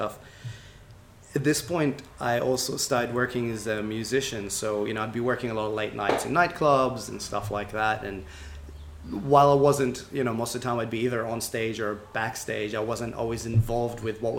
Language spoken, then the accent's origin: English; Israel; I grew up in Israel and trained in traditional martial arts